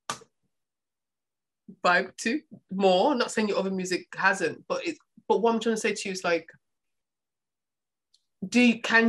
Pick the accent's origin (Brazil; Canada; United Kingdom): United Kingdom; I'm from the UK, so you talk about my accent